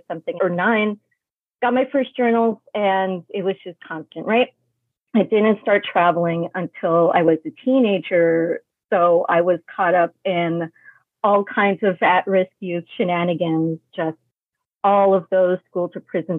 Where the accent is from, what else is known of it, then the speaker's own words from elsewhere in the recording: New York City, New York, United States; also born or lived in Brooklyn, New York / Florida; I was born in Brooklyn in the 80s, settled in Queens in the 90s